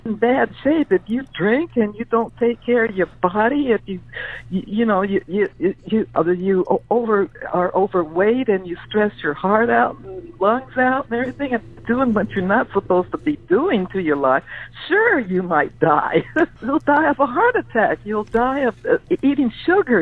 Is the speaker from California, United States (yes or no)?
yes; Wilmington, California, United States; also born or lived in Everett, Washington; now in San Diego, United States; I grew up in a housing project in, in Wilmington, California, right, right, right on the port area there, because my my dad brought us us down here from Everett, Washington, when when when uh, when Pearl Harbor struck